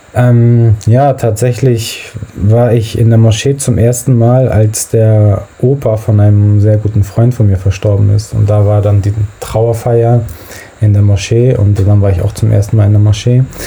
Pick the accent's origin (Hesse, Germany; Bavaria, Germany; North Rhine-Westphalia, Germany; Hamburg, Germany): Hamburg, Germany; ich bin in Hamburg-Billstedt aufgewachsen